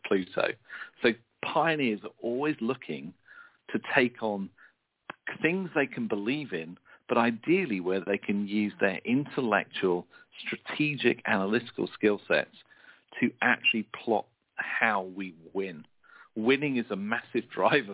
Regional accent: United Kingdom; being a Brit

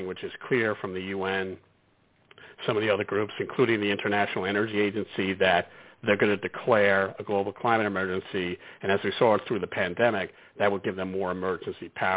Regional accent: New York City, New York, United States; we're from Brooklyn originally

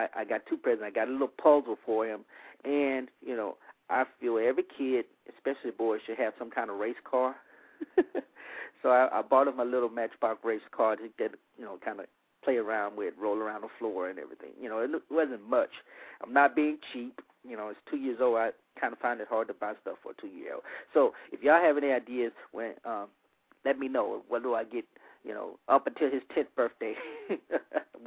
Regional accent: Monroe, Louisiana, United States; moved away; I went to my hometown of Monroe, Louisiana

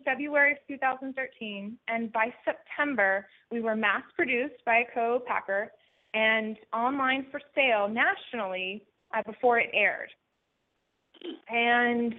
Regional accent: Spotsylvania, Virginia, United States; I'm from Spotsylvania, Virginia, which is a small town in Virginia, about 60 miles south of Washington, D.C., born and raised there

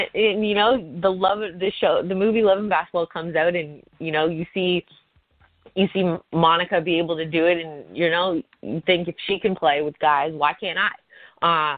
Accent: Hamilton, Ontario, Canada; I was at McMaster University in my hometown.

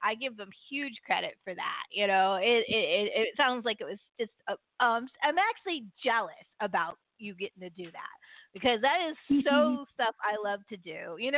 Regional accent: California, United States; Like you and I were Californians. We were raised on Disneyland.

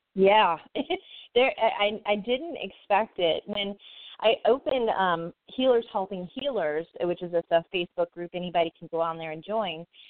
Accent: the South, United States; moved away as an adult; also born or lived in Arizona; now in Phoenix, United States; I can't say lawyer, right? I'm from the South

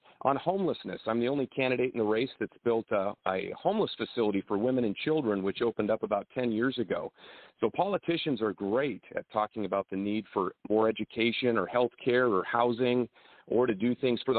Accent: the Valley, California, United States; I am from the Valley. Agriculture is a big part of what we do here in Fresno County

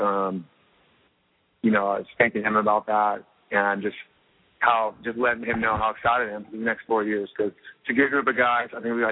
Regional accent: Costa Mesa, California, United States; I'm from Costa Mesa.

